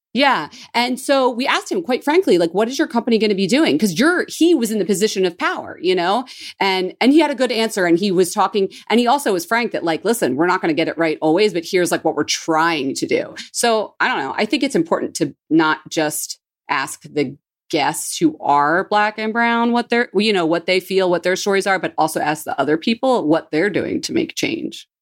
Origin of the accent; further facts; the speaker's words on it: Philadelphia, Pennsylvania, United States; I'm from Philly, well, Northeast Philly